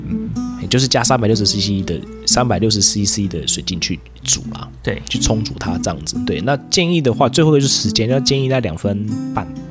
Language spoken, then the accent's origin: Chinese; Taiwan; 像我台湾人吃面，喜欢吃汤面的话